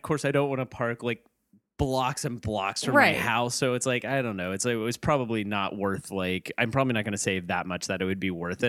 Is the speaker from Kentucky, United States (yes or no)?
yes; Kentucky, United States; now in Cincinnati, United States; I'm from Kentucky.